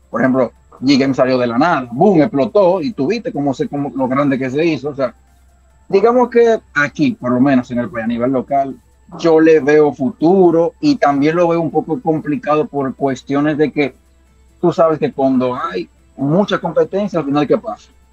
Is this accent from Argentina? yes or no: no; Dominican Republic; somos dominicanos